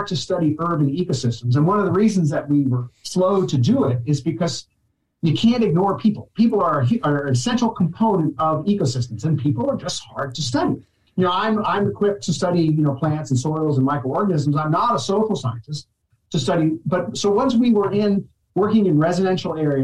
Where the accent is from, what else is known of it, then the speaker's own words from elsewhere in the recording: New Jersey, United States; moved away as an adult; now in New York, United States; I grew up in New Jersey